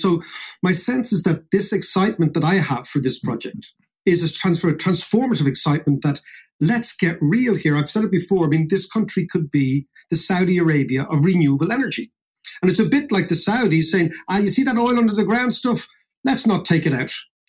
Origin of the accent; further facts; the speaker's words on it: Ireland; all the young people leaving, all the stories we know as Irish people, this is a story going for hundreds of years